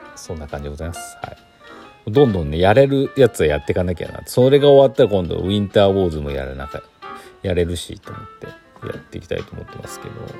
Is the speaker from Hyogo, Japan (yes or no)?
no; Chita Peninsula, Aichi, Japan; now in Gifu, Japan; 私愛知県出身なんでね愛知県知多半島出身なんで